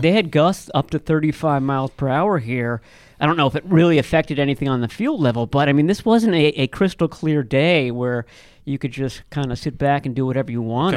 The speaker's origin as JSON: {"language": "English", "country": "United States", "tie": "born or raised there", "said": "I grew up in Washington"}